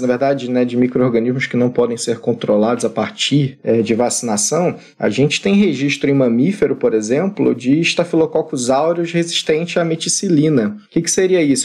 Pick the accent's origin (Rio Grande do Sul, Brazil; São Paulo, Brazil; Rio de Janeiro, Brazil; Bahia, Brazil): Rio de Janeiro, Brazil; Eu, por exemplo, sou do Rio de Janeiro